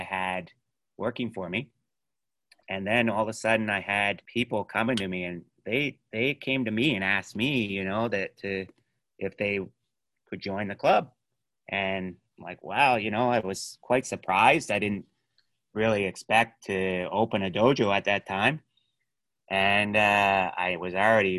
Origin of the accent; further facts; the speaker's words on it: Halifax, Nova Scotia, Canada; I grew up in Spryfield, so in a bad area with a few bad people